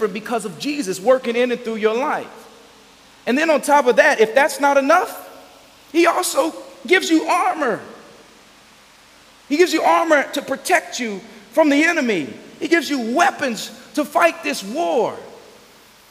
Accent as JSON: {"language": "English", "town": "Gary", "region": "Indiana", "country": "United States", "tie": "born or raised there", "said": "I grew up in Gary"}